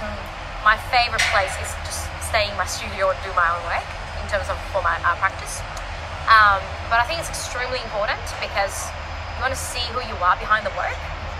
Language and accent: English; Australia; look, I'm Chinese Australian, you know, this is what I'm doing, do I have any support?